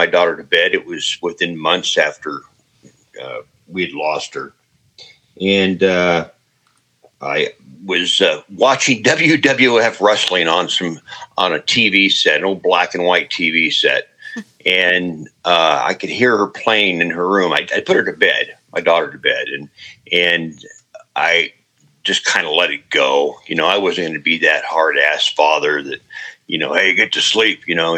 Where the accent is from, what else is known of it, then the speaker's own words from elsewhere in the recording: Ankeny, Iowa, United States; I returned back to my hometown of Ankeny